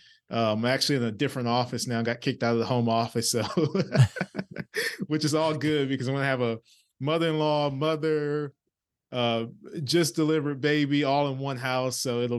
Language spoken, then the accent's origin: English; Orange, Texas, United States; I'm from a small town in East Texas by the name of Orange, Texas. If you're driving on I-10, it's the last town in Texas before you cross over into Louisiana. Gotcha. So very small town, humble beginnings.